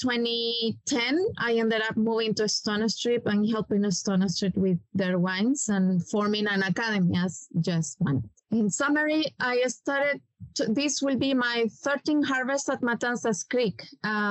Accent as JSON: {"language": "English", "country": "Chile", "second_language": "English", "moved": "as an adult", "lives_now": "United States", "said": "I am originally from Chile. I study in the Catholic University"}